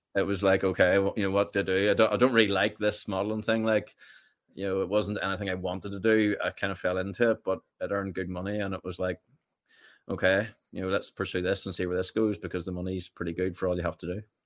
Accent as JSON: {"language": "English", "town": "Richhill", "region": "Northern Ireland", "country": "United Kingdom", "tie": "born or raised there", "said": "I grew up in Rich Hill, just about five miles from Portadown."}